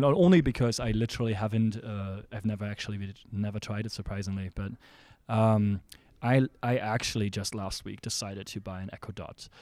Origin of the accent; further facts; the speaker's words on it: Germany; also born or lived in San Francisco, United States; now in Seattle, United States; my hometown in Germany